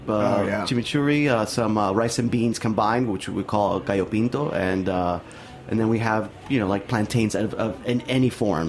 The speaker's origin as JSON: {"language": "English", "town": "Miami", "region": "Florida", "country": "United States", "tie": "born or raised there", "also_born_or_lived": "Nicaragua", "said": "I was born in Nicaragua, but I moved to Miami when I was 3. So I grew up"}